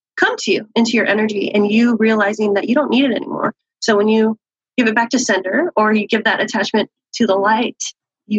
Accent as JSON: {"language": "English", "town": "San Diego", "region": "California", "country": "United States", "tie": "born or raised there", "said": "born and raised in San Diego"}